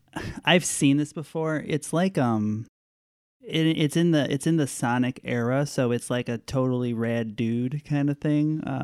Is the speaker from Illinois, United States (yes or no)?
yes; Chicago, Illinois, United States; We're from Chicago.